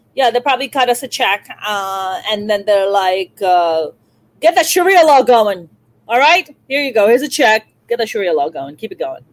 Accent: Karachi, Sindh, Pakistan; now in Los Angeles, United States; You're in Karachi, which is my birth city. I was born and raised in Karachi

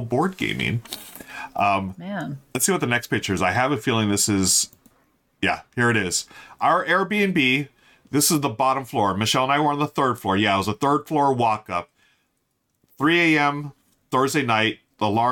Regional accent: California, United States; We're from California

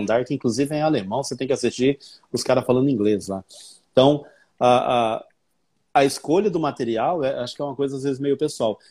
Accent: Brazil; accent: Brazilian; Meu sotaque é sotaque de brasileiro

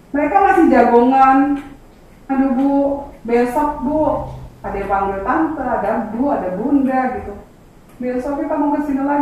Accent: Java, Indonesia; karena kita orang Jawa bilang

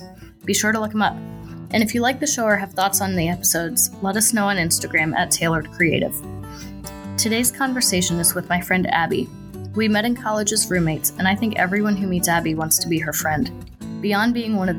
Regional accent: Pennsylvania, United States; I'm from Pennsylvania

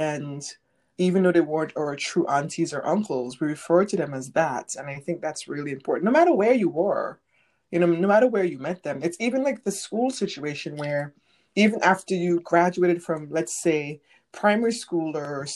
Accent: St. Vincent & Grenadines; moved away; growing up in St. Vincent

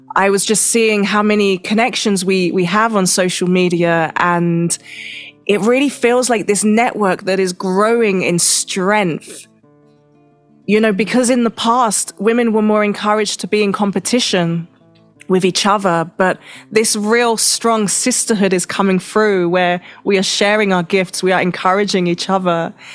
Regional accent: London, United Kingdom; now in Mexico; I'm from Europe. I'm from London

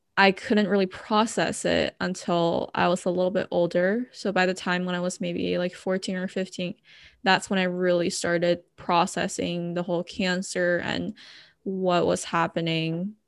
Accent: Bay Area, California, United States; moved away as an adult; also born or lived in Los Angeles, United States; now in San Diego, United States; I was originally from the Bay Area

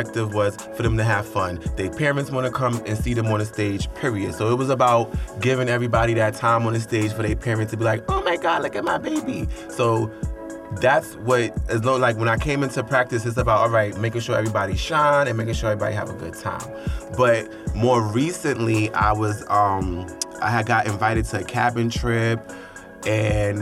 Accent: New York City, New York, United States; I'm from Harlem

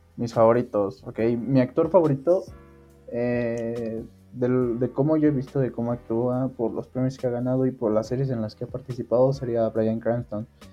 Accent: Mexico; soy originario de México.

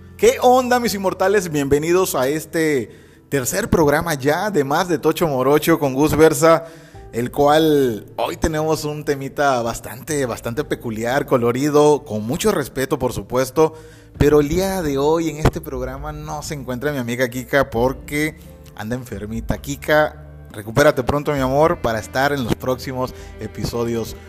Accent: Mexico; aquí en México

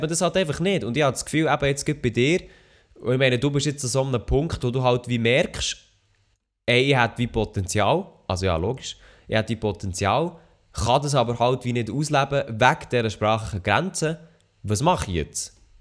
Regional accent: Switzerland; bei uns in der Schweiz

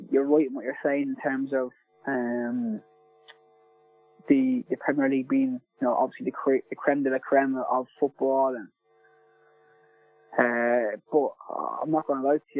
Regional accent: Ireland; being an Irish lad and supporting Celtic as much as I did when I was growing up

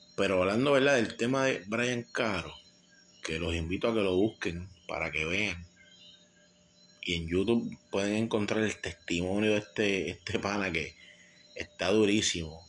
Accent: San Juan, Puerto Rico; en el residencial Vista Hermosa, de donde yo soy nacido y criado

